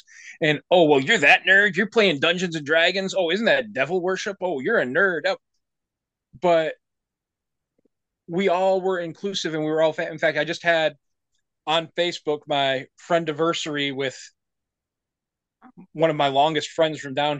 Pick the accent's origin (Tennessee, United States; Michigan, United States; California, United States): Michigan, United States; moved away as an adult; now in Texas, United States; I'm originally from Michigan, moved down here 23 years ago this year, moved down here because my ex-wife was from here